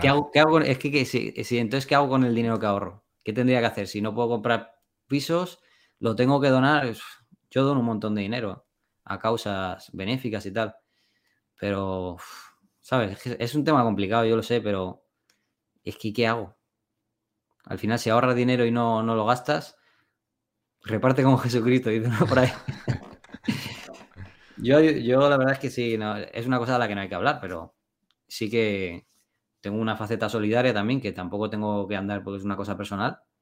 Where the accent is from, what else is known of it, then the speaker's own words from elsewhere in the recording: Spain; moved away as an adult; me quería volver a España. Y me volví, y me volví a mi pueblo del que me fui.